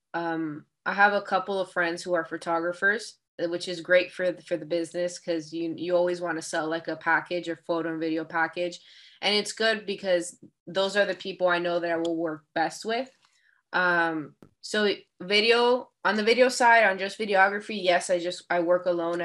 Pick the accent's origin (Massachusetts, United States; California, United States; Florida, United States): Florida, United States; Miami; I was born in Miami, Florida, but both my parents, so my people come from the Dominican Republic